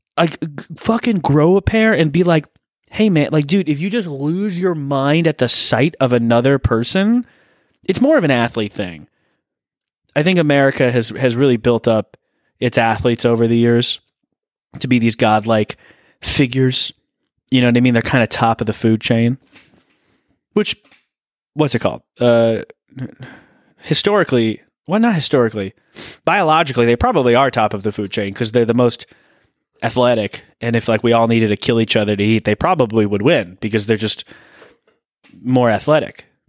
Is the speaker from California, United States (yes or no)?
yes; Thousand Oaks, California, United States; I'm from that area